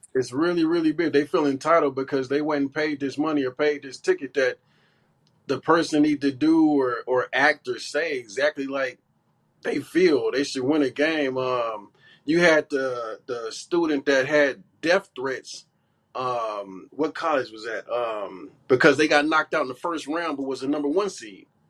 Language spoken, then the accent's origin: English; Bay Area, California, United States; I grew up in the Bay Area, so I go way back